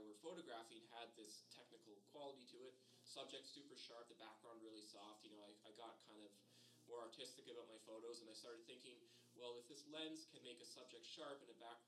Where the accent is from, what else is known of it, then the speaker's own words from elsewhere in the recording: Acton, Ontario, Canada; moved away as an adult; also born or lived in Milton, Ontario; now in Estevan, Canada; I grew up in Acton, and after the 1987 recession, the last of the industrial employers had left the town